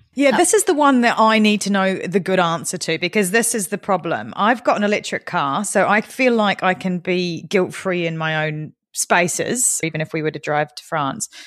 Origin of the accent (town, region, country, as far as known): New Zealand; now in United Kingdom